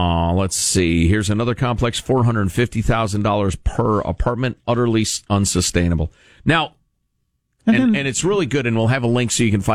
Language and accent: English; Chicago, Illinois, United States; Growing up in Chicagoland